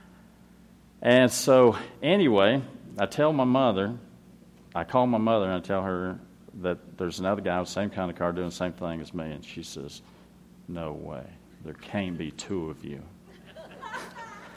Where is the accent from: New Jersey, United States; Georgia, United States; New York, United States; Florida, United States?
Florida, United States; I'm from Florida